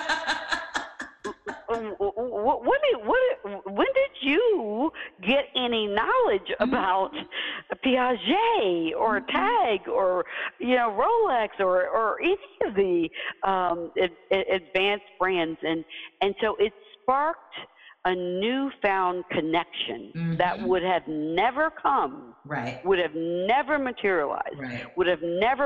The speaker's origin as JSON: {"language": "English", "region": "Deep South", "country": "United States", "tie": "born or raised there", "said": "as a kid, you know, growing up in the Deep South, I was the first in my family to do many things"}